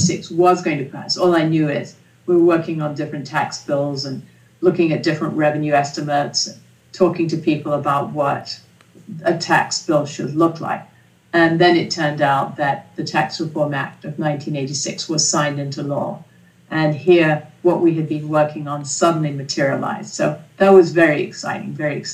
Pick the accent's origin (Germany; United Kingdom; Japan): United Kingdom; England; now in United States; I grew up in England, and my father was an economist